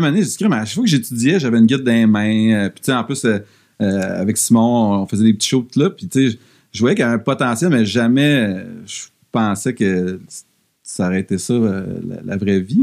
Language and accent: French; Drummondville, Quebec, Canada; also born or lived in Sherbrooke; now in Montreal, Canada; étant donné qu'on vient de Drummondville